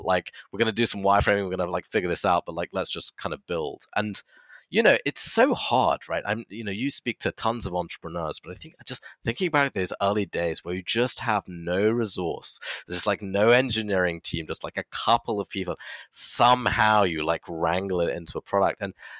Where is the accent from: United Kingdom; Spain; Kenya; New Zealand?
United Kingdom; so he's from Latvia, and you know, I'm British national, we worked actually remotely for a long time.